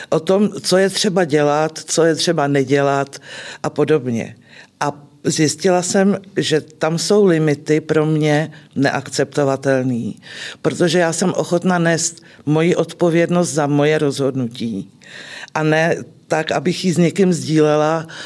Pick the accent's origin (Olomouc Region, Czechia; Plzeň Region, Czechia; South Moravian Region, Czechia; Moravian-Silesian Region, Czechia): Plzeň Region, Czechia; Klatovy; A po fakultě jsem se vrátila do mého rodného města do Klatov.